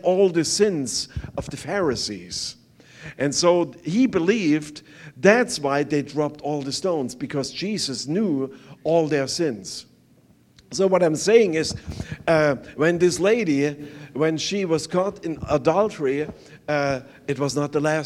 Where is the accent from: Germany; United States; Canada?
Germany; East Germany; English is a second language; moved away; I was growing up on the East side